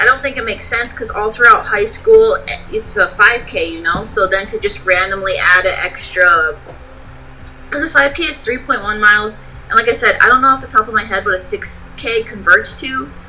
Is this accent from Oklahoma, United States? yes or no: no; Texas, United States; also born or lived in Michigan / Hawaii; I grew up in Texas, and then high school I was in Michigan, and then I moved back to Texas, and then I moved to Hawaii.